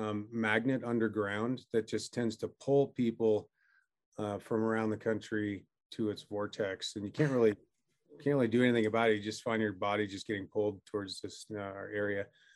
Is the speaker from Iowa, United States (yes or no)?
no; New Hampshire, United States; now in Jackson Hole, United States; I'm zooming in from Jackson Hole, Wyoming, where I've lived for the last 25 years. I actually grew up in New Hampshire, so from there on the East Coast, but Jackson's been my home for quite a while.